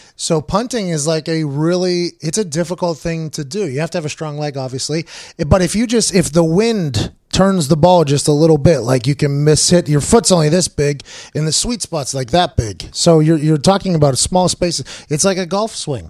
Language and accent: English; Pittsburgh, Pennsylvania, United States; I grew up in Pittsburgh playing football a lot